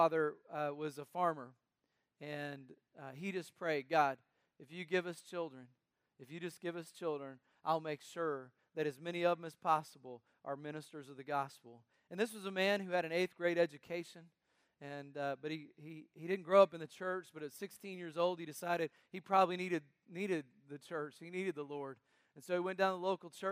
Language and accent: English; North Carolina, United States; When I was young growing up in North Carolina